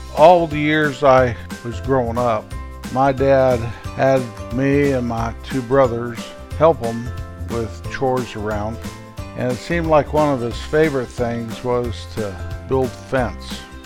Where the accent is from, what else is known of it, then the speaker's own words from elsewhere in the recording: Rocky Mountains, United States; raised in the Rocky Mountains